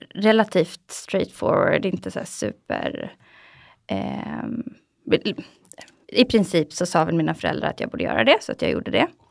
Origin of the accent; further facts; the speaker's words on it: Sweden; Vi är väldigt försiktiga svenskar